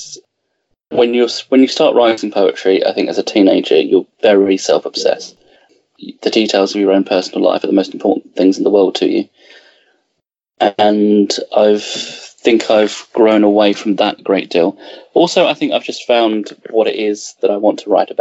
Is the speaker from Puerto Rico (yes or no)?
no; England, United Kingdom; growing up in England and having a connection to the roots of England